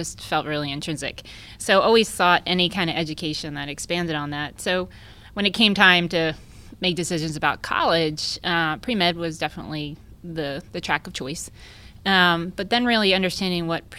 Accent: New Jersey, United States; moved away as an adult; now in Texas, United States; I'm from New Jersey, I decided to leave. and kind of came west all the way to Texas

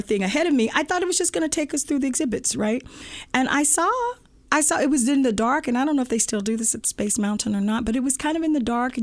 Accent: Anniston, Alabama, United States; now in Silicon Valley, United States; I'm from Anniston, Alabama.

